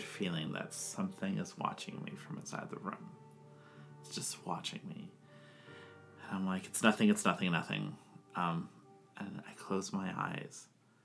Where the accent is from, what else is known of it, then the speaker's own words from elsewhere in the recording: Hawaii, United States; moved away; So, my family is Hawaiian, so I'm from Hawaii, originally.